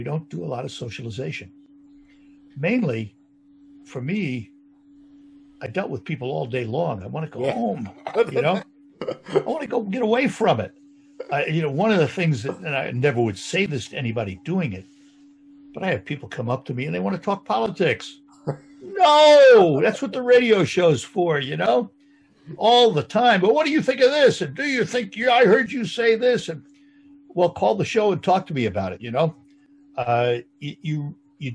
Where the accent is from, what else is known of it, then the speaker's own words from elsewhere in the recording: New York, United States; moved away as an adult; also born or lived in Louisville; now in Saginaw, United States; I'm a New Yorker. I worked in suburban New York City before I came here.